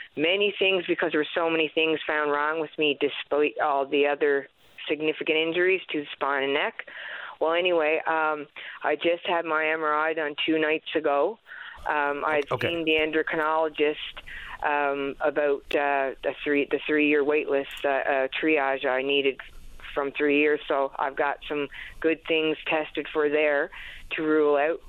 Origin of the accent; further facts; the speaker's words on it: Happy Valley-Goose Bay, Newfoundland and Labrador, Canada; moved away as an adult; now in St. John's, Canada; my hometown, Happy Valley Goose Bay